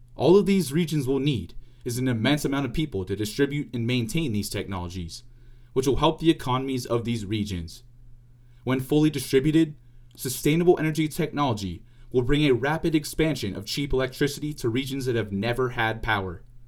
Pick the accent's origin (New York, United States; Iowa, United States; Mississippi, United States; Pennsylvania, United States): Pennsylvania, United States; Pittsburgh; also born or lived in Indiana University; In Pittsburgh, Pennsylvania, my hometown